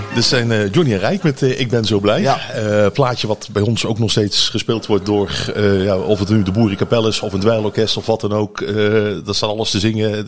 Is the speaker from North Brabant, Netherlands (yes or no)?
yes; North Brabant, Netherlands; wij als Brabanders